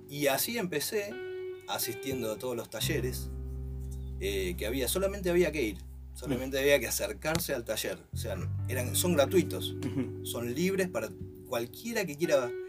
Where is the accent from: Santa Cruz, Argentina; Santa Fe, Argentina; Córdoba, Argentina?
Santa Cruz, Argentina; Río Gallegos; mi familia es toda es de Río Gallegos sí. y eh, ahora vengo justamente desde ahí